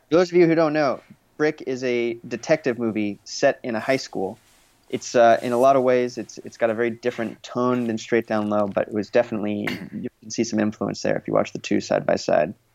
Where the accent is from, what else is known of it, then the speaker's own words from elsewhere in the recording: Los Angeles, California, United States; I grew up here in the greater Los Angeles area. I grew up in the Valley